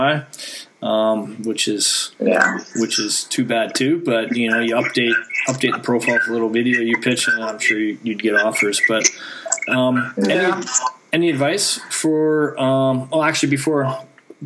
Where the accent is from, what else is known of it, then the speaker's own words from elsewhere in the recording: Canada; moved away; I'm from Canada